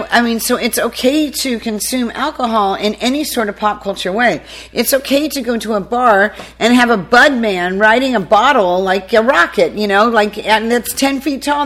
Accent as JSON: {"language": "English", "region": "California", "country": "United States", "also_born_or_lived": "New York City, United States / Prosperity, South Carolina, United States", "moved": "as an adult", "lives_now": "South Carolina, United States", "said": "I'm from California. I started my agency in New York City, so I'm in like LA, New York girl who wound up in the South through a marriage"}